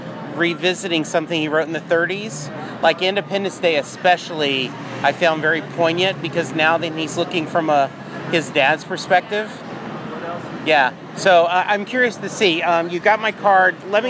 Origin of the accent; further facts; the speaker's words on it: Louisiana, United States; now in Dallas, United States; and then I grew up in Louisiana, so you didn't have a lot of chances to see him. And then when I moved to Dallas, you had family obligations.